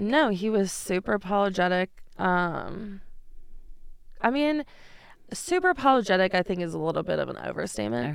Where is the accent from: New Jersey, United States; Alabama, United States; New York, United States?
New York, United States; moved away as an adult; now in Denver, United States; I am from New York. I moved here in twenty fifteen